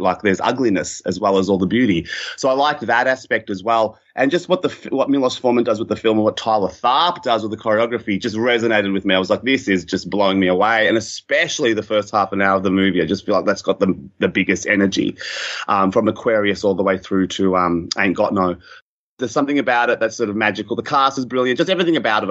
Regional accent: Melbourne, Victoria, Australia; as a kid growing up in Melbourne suburbs

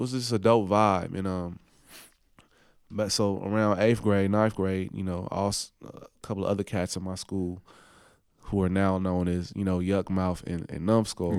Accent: Oakland, California, United States; moved away as an adult; also born or lived in New Orleans; I was from Oakland

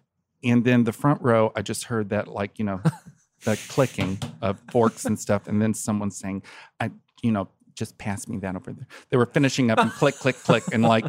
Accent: Kentucky, United States

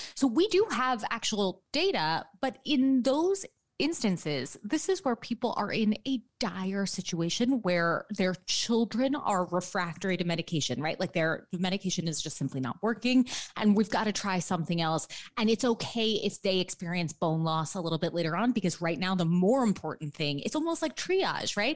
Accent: New York City, New York, United States; I am a New Yorker born and raised. So I grew up in lower Manhattan

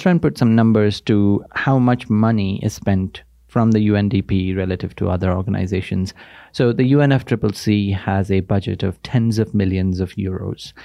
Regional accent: India; moved away as an adult; I come from India. I grew up there.

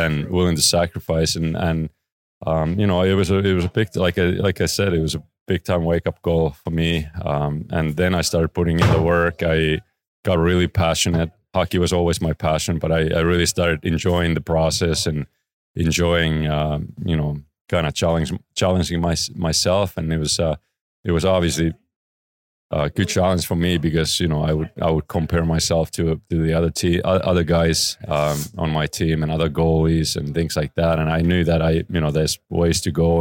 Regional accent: Oulu, North Ostrobothnia, Finland; moved away as an adult; close to my hometown, Oulu. Um, that's where I was born.

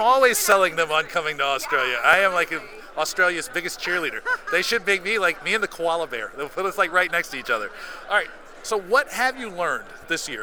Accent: Seattle, Washington, United States; Seattle is like a little bit of my hometown since I was born here

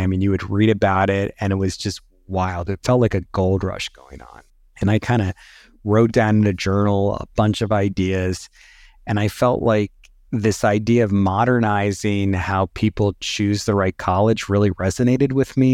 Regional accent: Northern California, United States; also born or lived in New York City; I grew up in Northern California

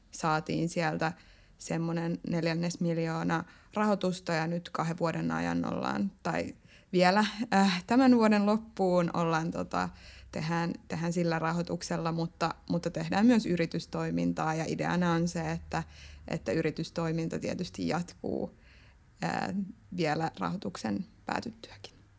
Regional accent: Lahti, Päijät-Häme, Finland; moved away as an adult; now in Tampere, Finland; Lahessa, mistä mä oon kotoisin

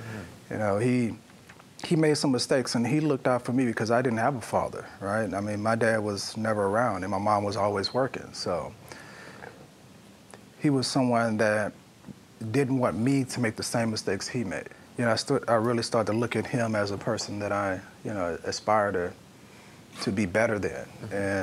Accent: Louisiana, United States; also born or lived in New Orleans; growing up in Louisiana

